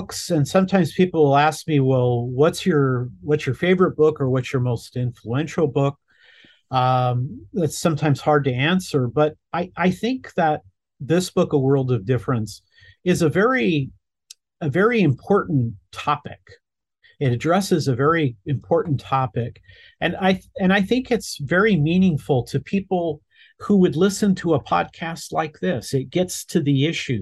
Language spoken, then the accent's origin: English; Los Angeles, California, United States; I was born in Los Angeles and I grew up in LA suburbs my entire life